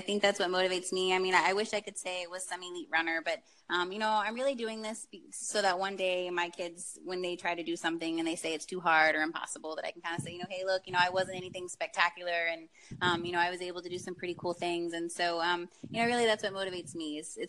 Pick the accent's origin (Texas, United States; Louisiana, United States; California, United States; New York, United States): Texas, United States; Houston; the Houston Marathon. It's my hometown